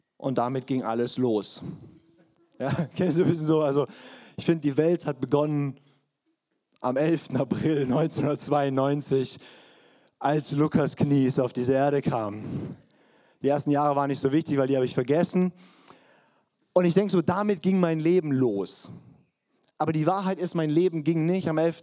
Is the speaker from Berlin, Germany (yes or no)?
no; Swabia, Baden-Württemberg, Germany; Ich bin ein in Schwaben geborener Partner mit fränkisch-hessischen Wurzeln